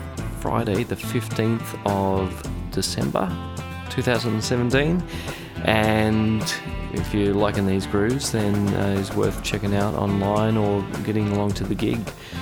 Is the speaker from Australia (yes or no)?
yes; Sydney, New South Wales, Australia; moved away as an adult; now in Melbourne, Australia; I was born and raised in Sydney.